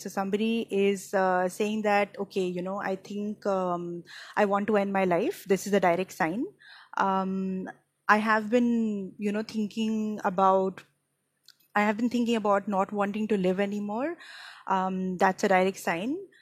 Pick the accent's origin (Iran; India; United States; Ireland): India; Mumbai, Maharashtra; I am from Mumbai, India